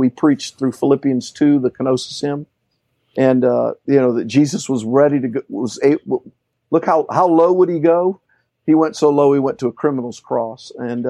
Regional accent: Orlando, Florida, United States; also born or lived in Puerto Rico; And so we moved in the early 70s to Orlando. And grew up

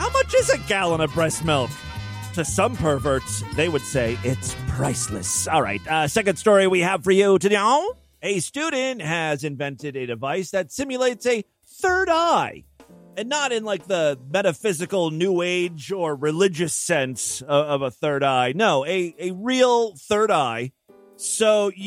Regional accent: Ohio, United States; my home state, the Florida of the North, Ohio.

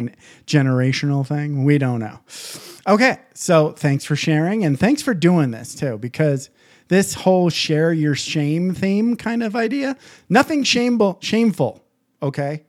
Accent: small town Michigan, United States; also born or lived in Southern California; now in Las Vegas, United States; I grew up in small town Michigan

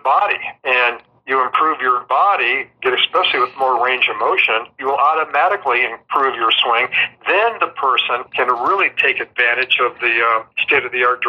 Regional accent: Southern California, United States; I'm from Southern California

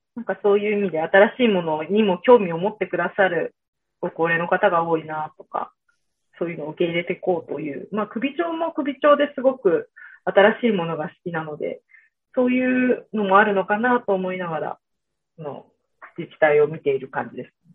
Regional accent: Ota, Gunma, Japan; moved away as an adult; 私、群馬県の太田市出身なので

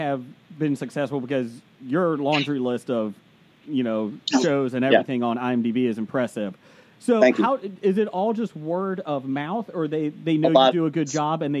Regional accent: Ohio, United States; I'm from Ohio

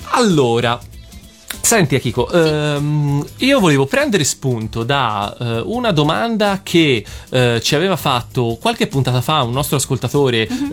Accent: Florence, Tuscany, Italy; da buon fiorentino

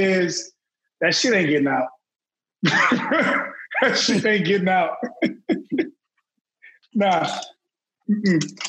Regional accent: the South, United States; I'm from the South.

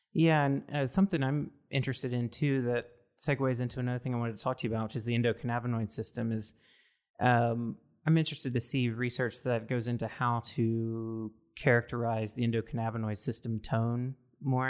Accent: Mississippi, United States; now in West Coast, United States; I'm originally from Mississippi, so very conservative

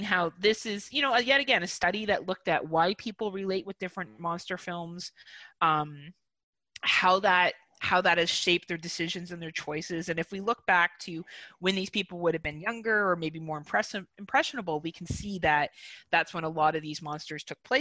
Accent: Canada; I'm a Canadian.

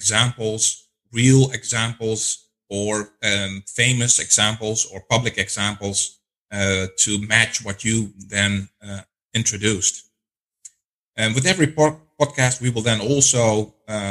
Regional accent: Netherlands; now in Atlanta, United States; originally from the Netherlands. I've lived in 9 countries in Europe and Latin America specifically. Currently, I live in the Atlanta area

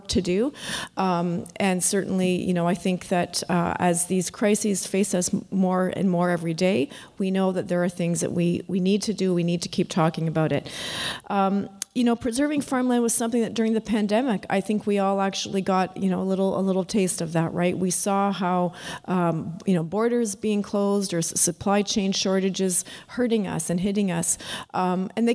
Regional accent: London, Ontario, Canada; I grew up in London, Ontario

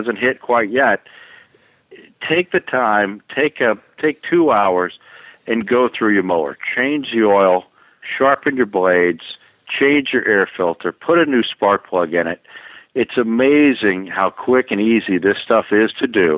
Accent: Florida, United States; also born or lived in Allentown, Pennsylvania; now in Raleigh, United States; I'm from Florida. I grew up down in Florida

